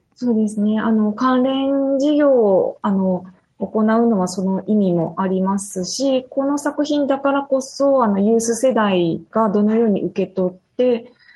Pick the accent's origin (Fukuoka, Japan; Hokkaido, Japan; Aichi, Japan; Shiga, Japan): Fukuoka, Japan; moved away as an adult; also born or lived in Kyoto / Kitakyushu; 福岡市の出身です